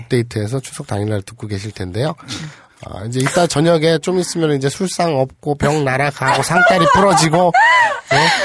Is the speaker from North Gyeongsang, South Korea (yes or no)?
yes; Gyeongsang / North Gyeongsang, South Korea; 그쪽에서 태어났으니까 저도. 태어났을 때부터